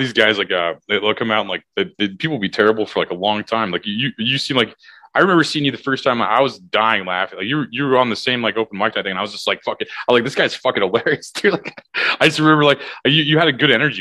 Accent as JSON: {"language": "English", "town": "O'Fallon", "region": "Missouri", "country": "United States", "said": "I'm originally from O'Fallon, which is basically the Belleville of Missouri."}